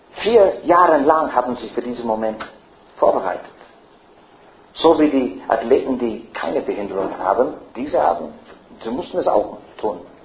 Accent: Ireland; first language English; German is a second language; now in Frankfurt, Germany; Ich bin kein Engländer. Äh, ich spreche, meine, meine Muttersprache ist doch Irisch. Meine Großmuttersprache ist, ah, no, meine Muttersprache ist Englisch

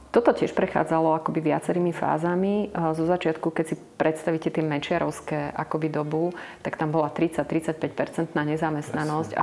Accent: eastern Slovakia, Slovakia; Ja som z východného Slovenska

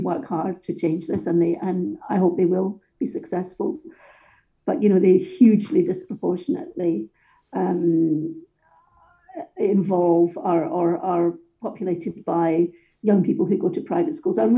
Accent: Johnstone, Scotland, United Kingdom; also born or lived in Glasgow; I was born in the East End of Glasgow, and when I was 18 months old, my family was, I guess, spewed out of Glasgow in something that was called the Glasgow Overspill. So we were sent out to actually a really lovely, pleasant council estate in a town about 18 miles away, I think, called Johnston

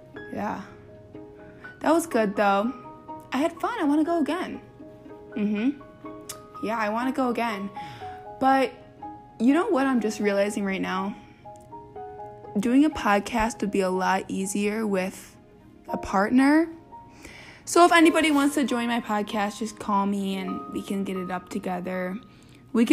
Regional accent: Plymouth, Michigan, United States; I'm from Plymouth, Michigan

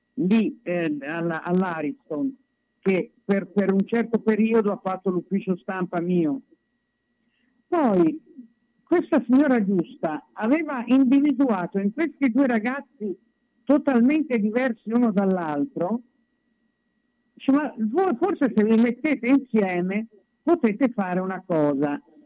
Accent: Viareggio, Tuscany, Italy; now in Milan, Italy; Io sono toscana di Viareggio, ecco. sono una viareggina puro sangue, proprio assolutamente. Anche se vivo a Milano da, ormai da 55 anni

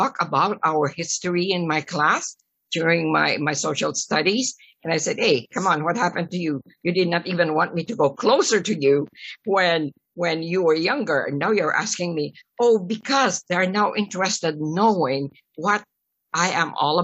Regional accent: Philippines; now in Canada; it doesn't mean to say that I'm not proud of being a Filipino

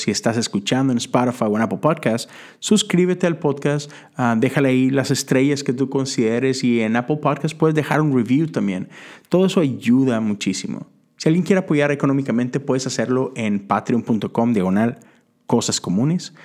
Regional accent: Mexico; moved away as an adult; now in United States; Yo crecí en México

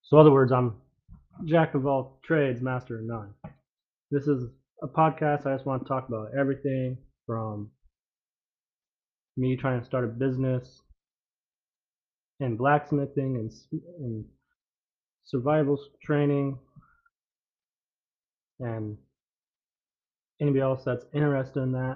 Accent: Alaska, United States; I grew up in Alaska. I live in Alaska.

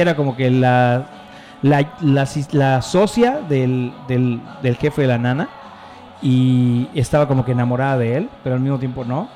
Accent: Mexico; also born or lived in Mérida; como mexicano

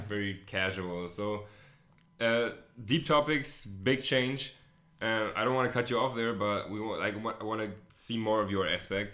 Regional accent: Hamburg, Germany; English is a second language; also born or lived in United States; I'm not a native, uh, English speaker. I am German. I'm from Hamburg, Germany. Born and raised

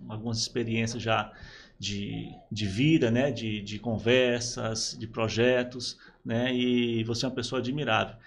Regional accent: Praia Grande, São Paulo, Brazil; moved away as an adult; also born or lived in São Vicente / Piauí; eu sou de São Paulo, né? Nasci em São Vicente

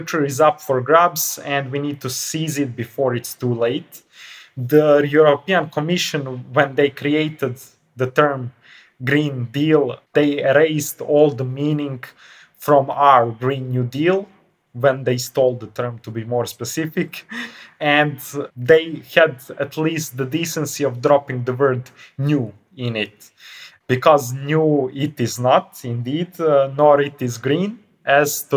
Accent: Montenegro; I'm coming from Montenegro

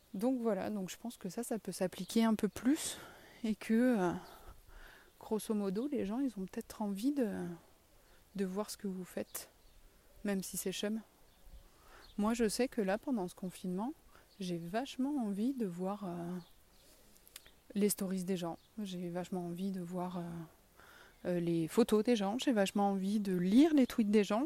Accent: south-west France, France; accent: sud-ouest (south-west); mon accent du sud-ouest

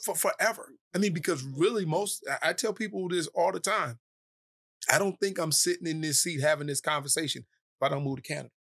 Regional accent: Cleveland, Ohio, United States; also born or lived in Dorchester, Massachusetts; from Cleveland, Ohio, uh, born in Dorchester, Massachusetts, uh, I moved from Dorchester when I was four

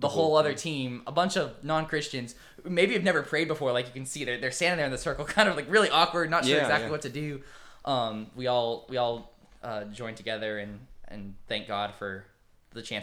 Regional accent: Colorado, United States; moved away as an adult; now in Grove City, United States; I came here from Colorado

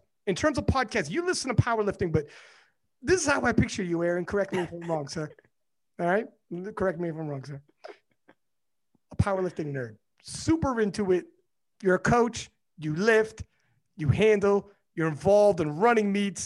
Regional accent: Canada; as a Canadian

